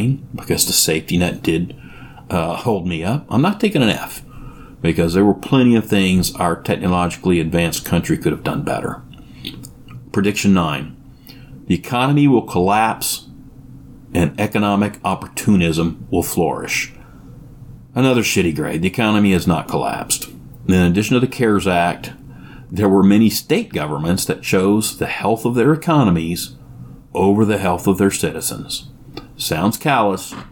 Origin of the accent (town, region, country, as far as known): United States